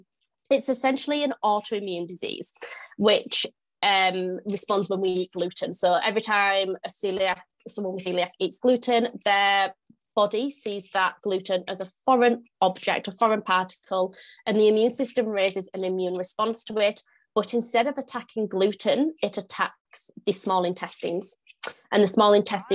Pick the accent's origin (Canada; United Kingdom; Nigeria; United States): United Kingdom; north of the UK, the north of England; now in York, United Kingdom; if you can't tell from my accent, I am from the UK. I'm from the north of the UK. I live in York.